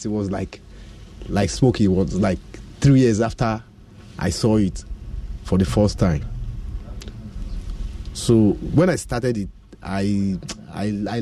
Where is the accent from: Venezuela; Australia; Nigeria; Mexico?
Nigeria; Edo; now in Ghana; I'm from Edo State.